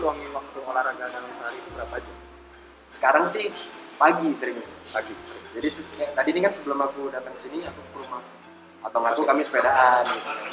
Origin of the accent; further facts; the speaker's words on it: Medan, North Sumatra, Indonesia; kita kan memang orang Medan